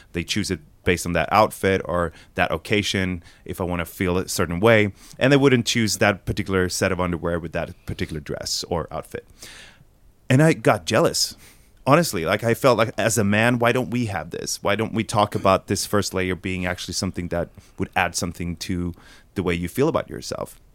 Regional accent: Sweden; We're from Sweden

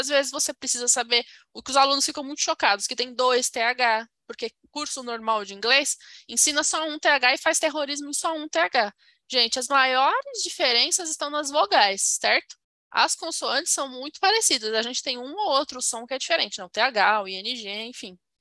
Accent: Brazil; eu sou brasileira

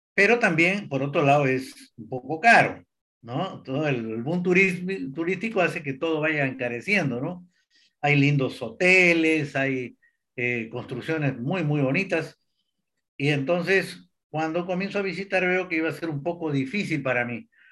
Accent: Peru; moved away as an adult; also born or lived in United States; now in Brazil; soy peruano de nacimiento, me crié en mis primeros años también en Brasil y después Perú, viví en Estados Unidos

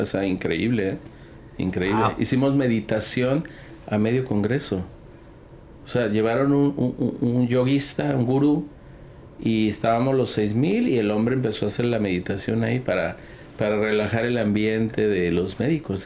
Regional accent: Guadalajara, Jalisco, Mexico; yo nací en Guadalajara

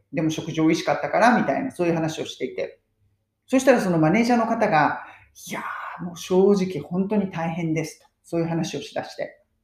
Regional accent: Japan; now in United Kingdom; 私は日本人

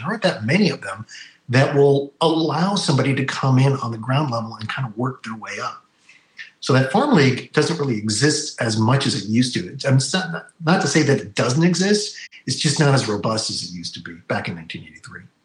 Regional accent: Bay Area, California, United States; you and I grew up in the Bay Area

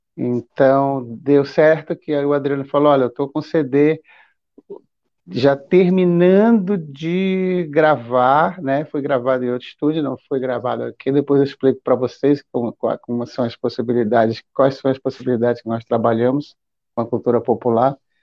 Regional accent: Belém, Pará, Brazil; also born or lived in São Paulo; now in Maranhão, Brazil; Eu sou de Belém, e. Mas eu sou maranhense

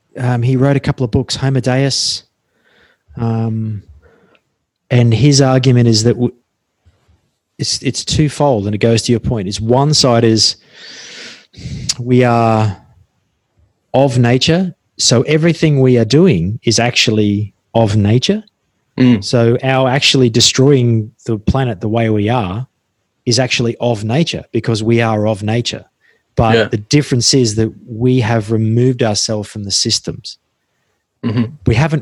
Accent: Australia; I'm still Australian and I'm fundamentally quite primitive.

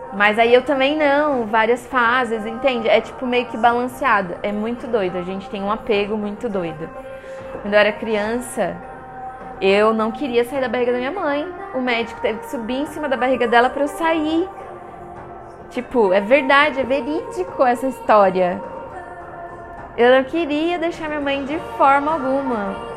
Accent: Guarulhos, São Paulo, Brazil; accent: paulistano; also born or lived in Taubaté; nasci em Guarulhos

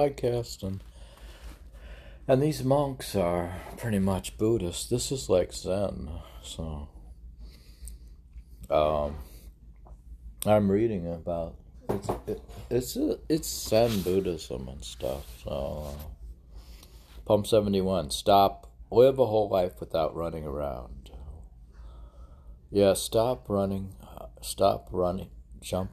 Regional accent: Ohio, United States; now in Miami, United States; I am from Ohio

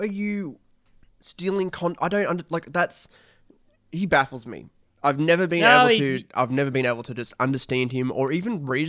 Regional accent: Australia; Maybe that's because we are Australian.

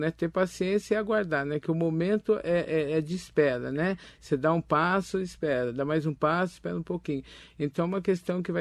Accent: Itaquaquecetuba, São Paulo, Brazil; Sim, sim, eu sou de Itaquaquecetuba, né?

